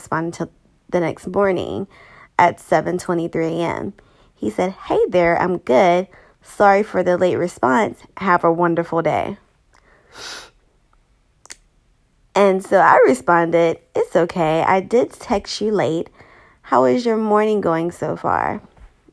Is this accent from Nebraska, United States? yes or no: no; Savannah, Georgia, United States; moved away; I'm from Savannah